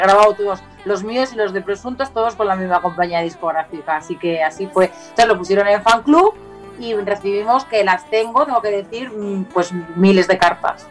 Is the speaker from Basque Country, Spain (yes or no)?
no; Leganés, Community of Madrid, Spain; yo era de Leganés